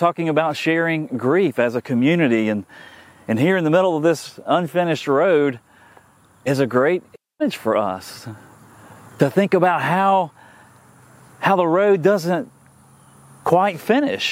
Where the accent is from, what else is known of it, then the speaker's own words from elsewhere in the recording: Tallahassee, Florida, United States; growing up in Tallahassee in the 1970s and into the 1980s